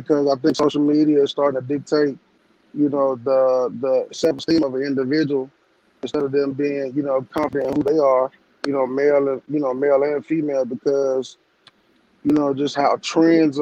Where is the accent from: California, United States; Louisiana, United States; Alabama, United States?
Alabama, United States; I'm a servant of my community, and I'm from Tryon, Alabama